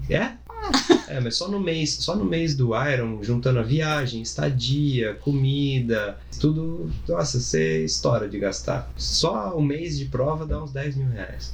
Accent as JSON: {"language": "Portuguese", "town": "Bauru", "region": "São Paulo", "country": "Brazil", "said": "eu sou do interior de Bauru"}